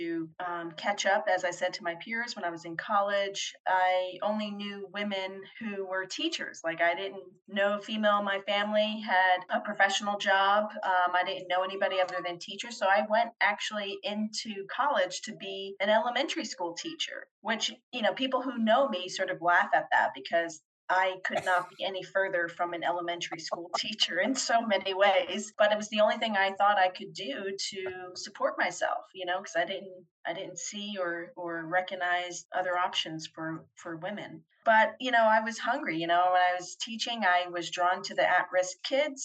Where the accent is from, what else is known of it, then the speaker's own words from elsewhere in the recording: Belleville, New Jersey, United States; also born or lived in London; now in Florida, United States; I grew up outside of Newark, New Jersey, and at the time it was a town called Belleville